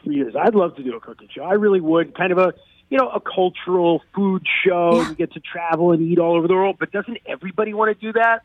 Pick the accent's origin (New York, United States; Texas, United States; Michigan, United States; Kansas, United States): New York, United States; I'm from New York. It's more of a food town